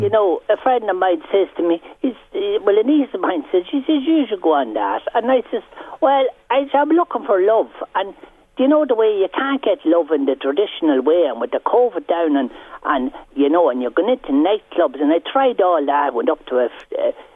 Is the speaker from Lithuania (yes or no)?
no; Carrickmacross, Monaghan, Ulster, Ireland; now in County Meath, Ireland; I come from Carrick myself in Monaghan. Well, I'm living in County Meath now